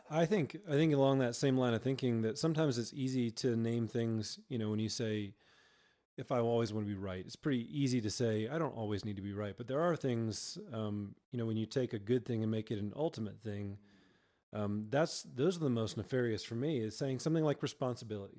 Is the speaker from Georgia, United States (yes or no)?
yes; Georgia, United States; moved away as an adult; now in Colorado, United States; I was born and raised in Georgia and came out to Colorado